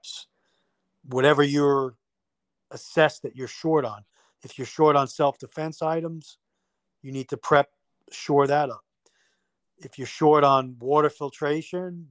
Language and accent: English; New York, United States; moved away; I'm from New York. So a lot of my family is still living up in that area